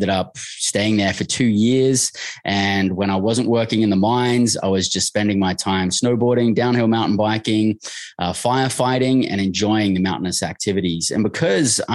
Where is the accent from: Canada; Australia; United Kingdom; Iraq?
Australia; moved away as an adult; I grew up in Australia